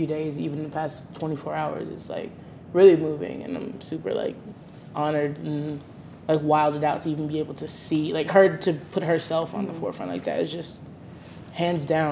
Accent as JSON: {"language": "English", "region": "Alabama", "country": "United States", "said": "I'm from Alabama"}